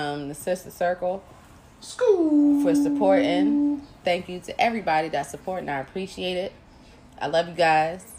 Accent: Virginia, United States; I'm from Virginia.

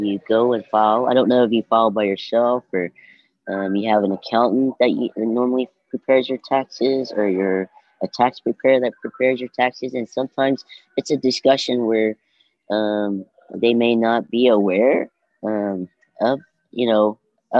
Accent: Oklahoma, United States; I grew up in Dale City, and I'm a native. I'd say I'm a native of Oklahoma because I lived here all my life

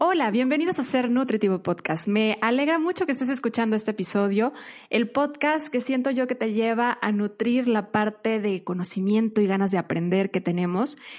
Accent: Mexico; para nosotros como mexicanos

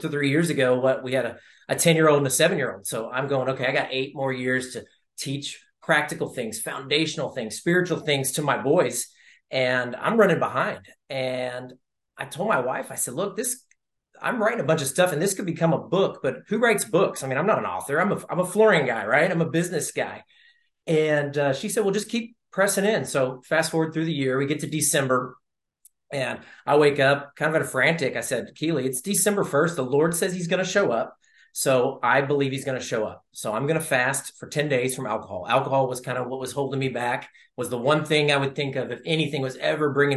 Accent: Central Texas, United States; moved away as an adult; also born or lived in Phoenix / California / Houston area; now in Houston, United States; I grew up in Central Texas

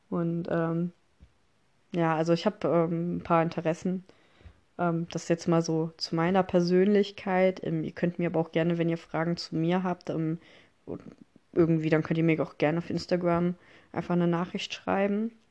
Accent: Mönchengladbach, North Rhine-Westphalia, Germany; Ich komme aus Mönchengladbach. Ich bin äh, 19 Jahre alt.

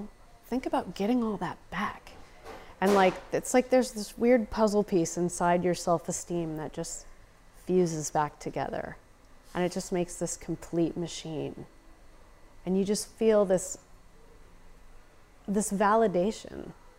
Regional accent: United States; It's okay, I'm American. I'll cry in front of anyone.

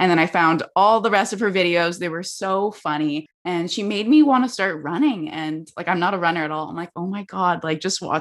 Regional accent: Vancouver, British Columbia, Canada; I'm from Vancouver

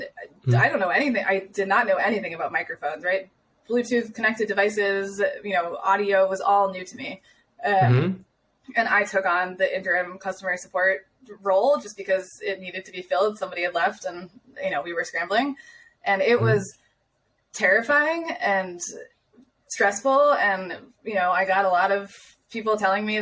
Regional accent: United States; moved away as an adult; now in Austria; as the American

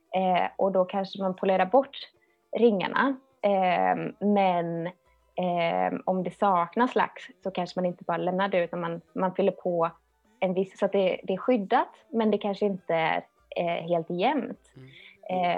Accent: Töllsjö, Västra Götaland, Sweden; jag är uppvuxen i Töllsjö, det ligger mellan Alingsås och Borås.

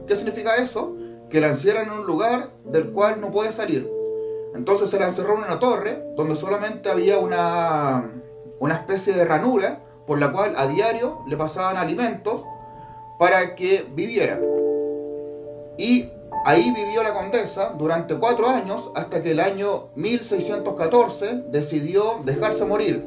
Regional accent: Chile; yo aquí en mi país, Chile

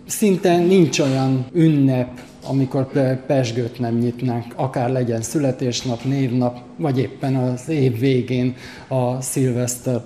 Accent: Budapest, Hungary; én Baros Gábor telepen nevelkedtem

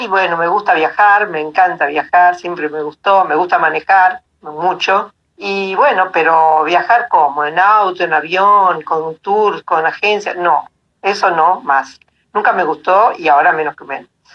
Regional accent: Alta Gracia, Córdoba, Argentina; also born or lived in Buenos Aires; now in Tucumán, Argentina; yo nací en Buenos Aires, ¿no? Pero hace, desde el año 70 que vivimos en Tucumán, así que ya lo adopté como, como mi lugar en el mundo. Y después Córdoba, la granja de Altagracia, donde me crié con mis padres desde muy chica

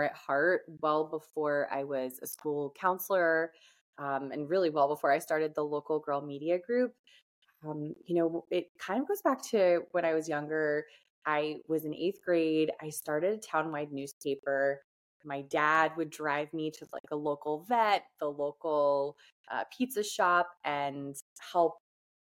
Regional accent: New Jersey, United States; also born or lived in Hoboken, New Jersey; I grew up in North Jersey

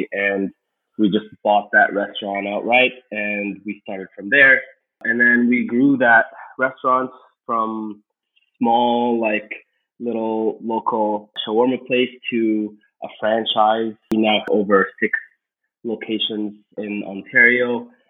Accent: Egypt; moved away as an adult; now in Canada; So I came to Canada from Egypt back in 2011. We were already Canadian citizens at that point, but I came with my brother to kind of start our careers here.

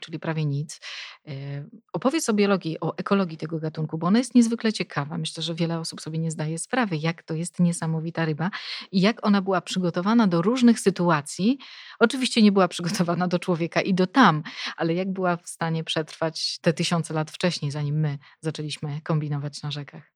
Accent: Police, West Pomeranian Voivodeship, Poland; pochodzę e, z Polic, e, czyli mieszkam praktycznie no, przy Zalewie Szczecińskim

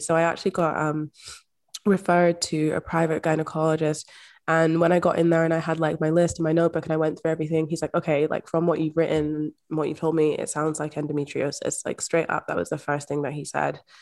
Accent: Scotland, United Kingdom; I'm also from Scotland. I grew up in Scotland

